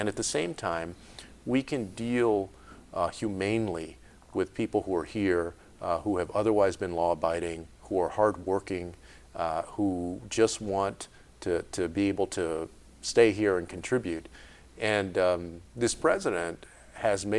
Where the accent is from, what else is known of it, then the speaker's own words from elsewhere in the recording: San Antonio, Texas, United States; my hometown of San Antonio. Because I had grown up there on the west side of that city in the public schools